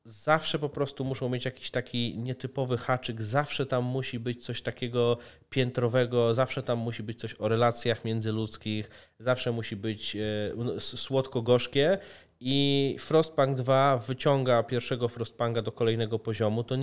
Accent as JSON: {"language": "Polish", "country": "Poland", "said": "ja tu jestem z Polski"}